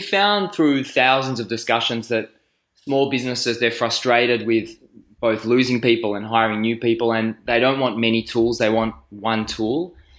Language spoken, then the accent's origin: English; Australia; also born or lived in Israel; I'm from Australia. Actually from Israel and Australia, but I live in Melbourne.